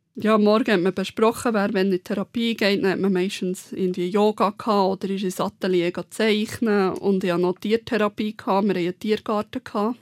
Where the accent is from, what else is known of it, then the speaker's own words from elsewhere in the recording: Bern, Switzerland; moved away as an adult; also born or lived in Aargau; Ich war halt Bernerin in Margot